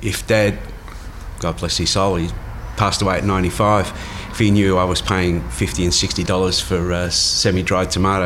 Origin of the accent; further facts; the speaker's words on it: Melbourne, Victoria, Australia; living in West Preston